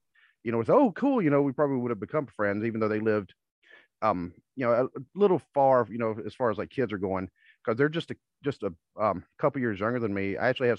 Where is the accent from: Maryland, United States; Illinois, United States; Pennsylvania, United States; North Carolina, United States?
North Carolina, United States; now in Ohio, United States; Just because I'm not originally from Mount Orb, I'm not even originally from Ohio. I'm originally from North Carolina.